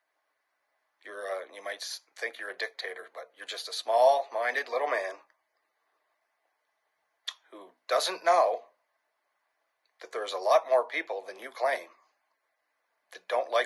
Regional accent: New Brunswick, Canada; I'm a Canadian from New Brunswick

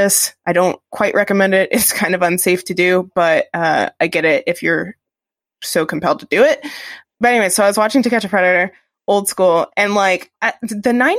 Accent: United States; I'm an American.

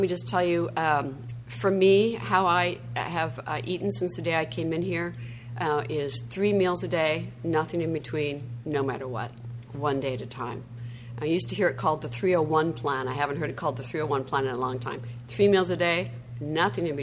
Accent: Midwest, United States; moved away; I'm from the Midwest originally

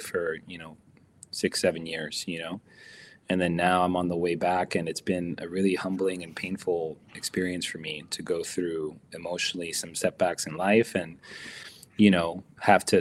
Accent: United States; as an American player

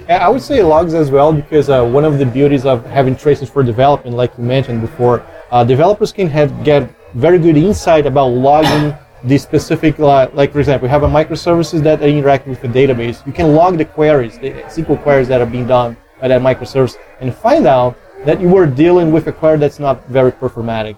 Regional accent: Brazil; I'm from Brazil

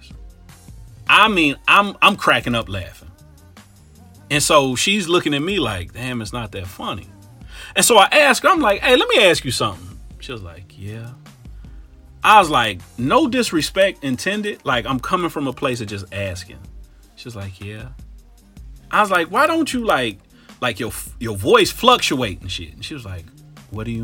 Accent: Cincinnati, Ohio, United States; moved away as an adult; also born or lived in Tampa, Florida; I'm from Cincinnati

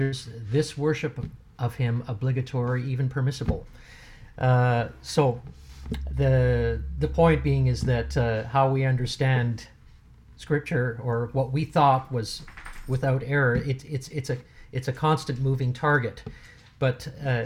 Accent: Germany; moved away; I grew up in Germany as a young boy, so I'm actually, for those of you who would care to know or don't care, I am bilingual

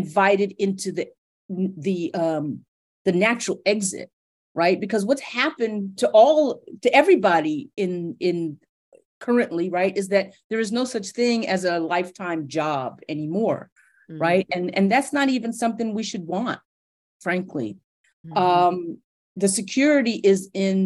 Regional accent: New York City, New York, United States; my family is from the Caribbean, and I'm first generation American, and I grew up in New York City in the 70s and 80s

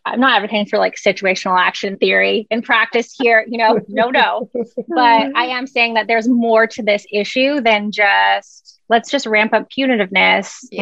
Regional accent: Canada; moved away; I'm Canadian.

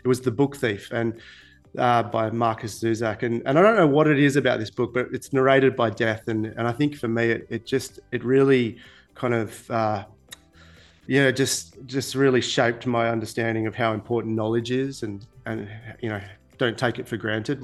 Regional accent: Perth, Western Australia, Australia; accent: Aussie; moved away as an adult; also born or lived in Queensland; now in Dubai, United Arab Emirates; I grew up in Perth in Western Australia.

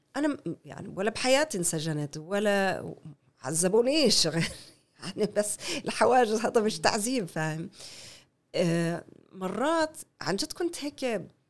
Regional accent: Canada; Arabic is a second language; moved away as an adult; now in Haifa, Israel; أنا ربيت في كندا، كل حياتي بكندا. ربيت في كندا

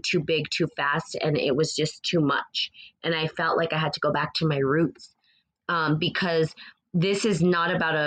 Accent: New Mexico, United States; the accent that you're hearing is actually from New Mexico. Born and raised in New Mexico, the land of the aliens.

